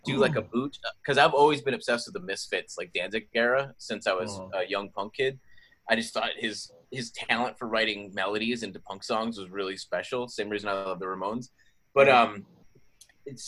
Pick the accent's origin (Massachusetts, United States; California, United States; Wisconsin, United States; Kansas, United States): Massachusetts, United States; Boston; I'm from Boston, Massachusetts